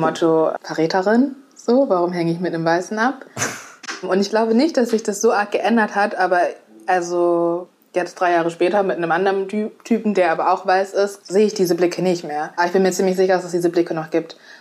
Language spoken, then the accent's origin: German; Essen, North Rhine-Westphalia, Germany; now in Mainz, Germany; Also ich bin im Ruhrgebiet aufgewachsen